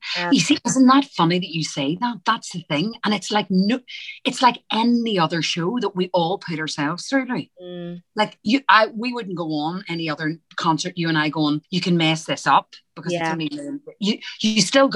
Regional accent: Ireland; because I'm Irish, the American accent's easier than it is for an English, my English accent.

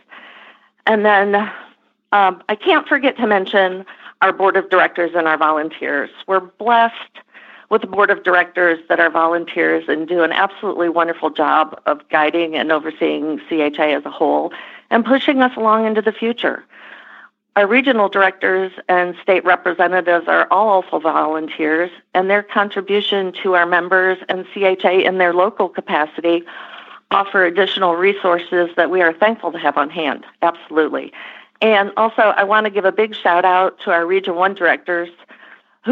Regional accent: Michigan, United States; moved away as an adult; also born or lived in Nashville, Tennessee / Lexington, Kentucky; So I'm originally from Michigan, so I moved back to Michigan after school

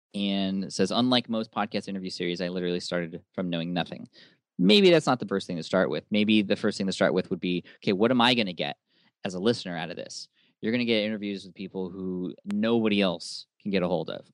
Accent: San Diego, California, United States; my hometown of San Diego

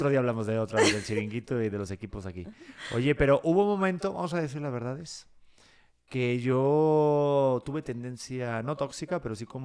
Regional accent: Mexico; Yo soy mexicano.

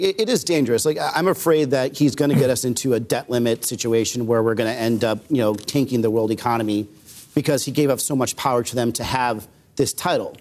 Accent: Arizona, United States; I grew up in Arizona

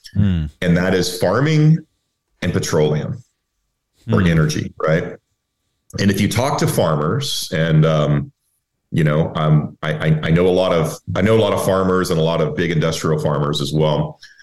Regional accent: Texas, United States; I'm, I'm originally from Texas. So um, everybody, you know, you know, everybody's involved in the energy business where, where I grew up

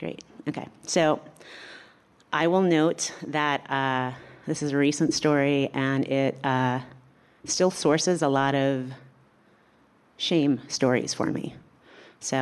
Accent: New York, United States; I'm from New York

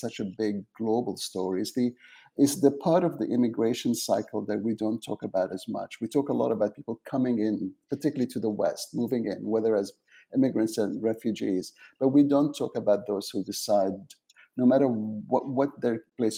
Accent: Aden, Yemen; also born or lived in England; now in Canada; I'm originally from Yemen. I was born in Aden, the south part of Yemen, but my family lives in Sana'a

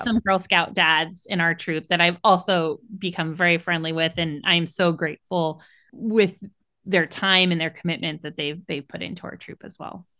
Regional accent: San Francisco Bay Area, California, United States; I'm from the San Francisco Bay Area, so California

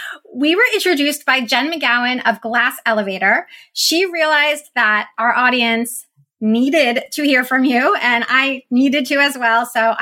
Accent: New Jersey, United States; I'm a South Jersey girl

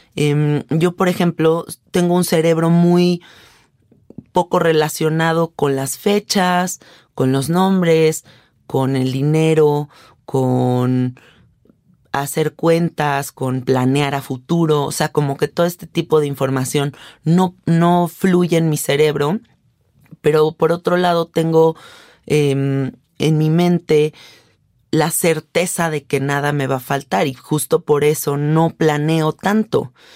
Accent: Mexico; yo soy una mujer mexicana de 33 años

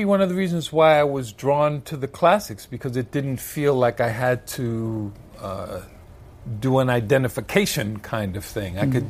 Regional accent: Brooklyn, New York, United States; also born or lived in Bronx / Puerto Rico; I mean, I'm from Brooklyn, but I lived in the Bronx. I lived in Puerto Rico for a time.

